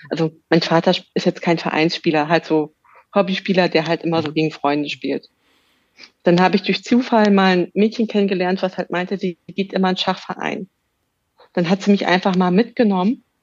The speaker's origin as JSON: {"language": "German", "region": "Berlin", "country": "Germany", "tie": "born or raised there", "said": "Ja, ja, ich bin gebürtige Berlinerin."}